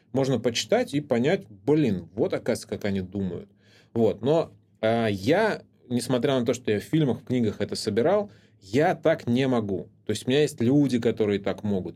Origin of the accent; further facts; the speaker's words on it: Anapa, Krasnodar Krai, Russia; я рос в Анапе